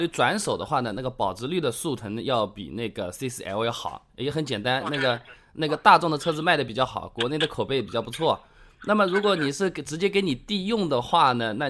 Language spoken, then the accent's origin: Chinese; Hangzhou, Zhejiang, China; 啊，我打给你的，我是杭州的。